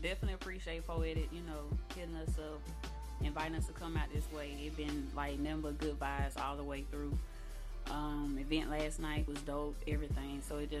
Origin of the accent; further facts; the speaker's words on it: Alabama, United States; now in Atlanta, United States; I'm from Alabama. We came all the way from Atlanta, though. That's where we all reside.